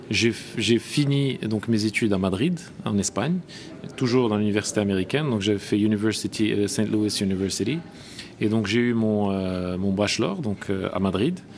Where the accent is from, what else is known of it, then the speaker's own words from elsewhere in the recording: Marrakesh, Marrakesh-Safi, Morocco; moved away as an adult; also born or lived in Rabat; oui je suis euh, marocain, donc euh, bon, je suis né au Maroc, à Rabat. J'ai fait mes études à Marrakech, donc au lycée Victor Hugo.